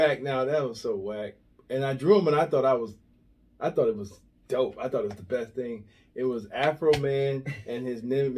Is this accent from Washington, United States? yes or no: no; Cleveland, Ohio, United States; I'm from Cleveland